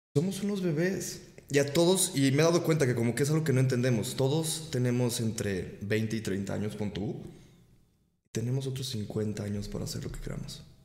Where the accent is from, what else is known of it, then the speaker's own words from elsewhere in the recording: Mexico; Y a nosotros que somos de... Es otra cultura México también.